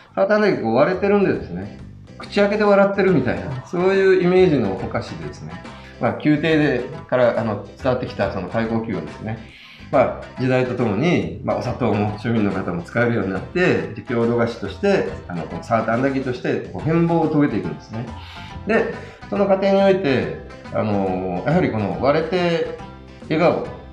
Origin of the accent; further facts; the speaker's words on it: Kyushu, Kumamoto, Japan; moved away; 私九州の熊本出身なんですけど